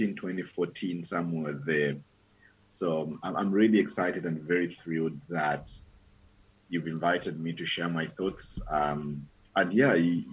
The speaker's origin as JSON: {"language": "English", "country": "Zambia", "tie": "born or raised there", "said": "I was born and raised in Zambia 27 years back"}